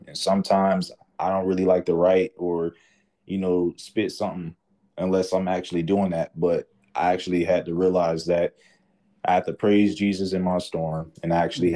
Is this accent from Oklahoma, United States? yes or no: no; Atlanta, Georgia, United States; I'm from Atlanta